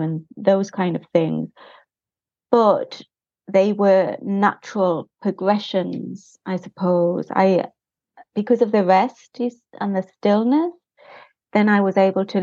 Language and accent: English; United Kingdom; moved away as an adult; also born or lived in Spain; Well, I'm British